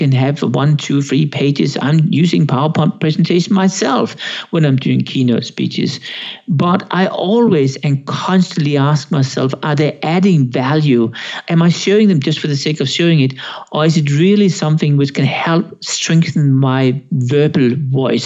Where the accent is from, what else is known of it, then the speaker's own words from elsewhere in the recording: Denmark; now in Switzerland; I'm Danish. I'm from Denmark. I'm half Swedish. That's Sweden. I live in Switzerland.